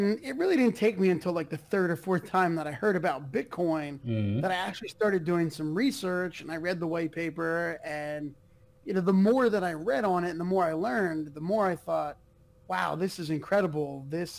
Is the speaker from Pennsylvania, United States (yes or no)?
yes; Allentown, Pennsylvania, United States; I'm actually in Pennsylvania, in Allentown